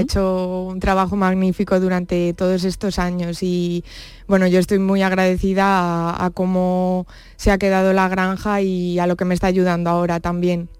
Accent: Brihuega, Castilla-La Mancha, Spain; moved away as an adult; now in Jerez, Spain; yo nací en Brihuega, que es un pueblo de la provincia de Guadalajara

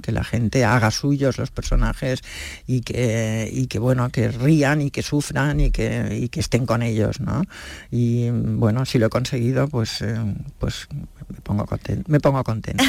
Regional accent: Catalonia, Spain; ya sabes que yo soy catalana, vivo en Barcelona

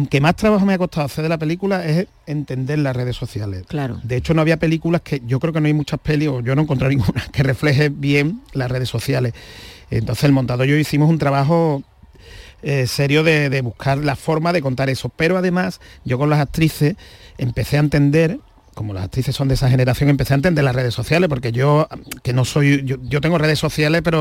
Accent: Seville, Andalusia, Spain; soy sevillano

